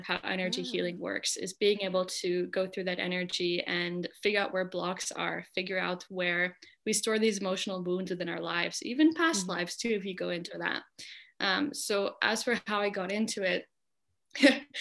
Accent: California, United States; my hometown is super like hippie alternative, you know, small California hippie town in the mountains

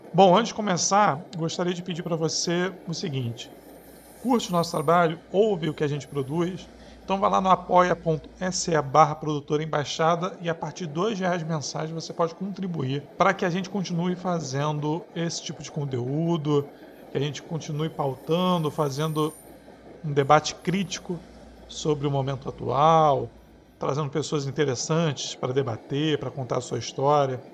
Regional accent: Rio de Janeiro, Brazil; Eu sou do Rio

